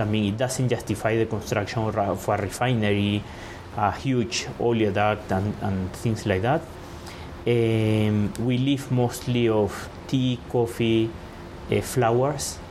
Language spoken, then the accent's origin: English; Caracas, Capital District, Venezuela; moved away as an adult; now in Nairobi, Kenya; I was born in Caracas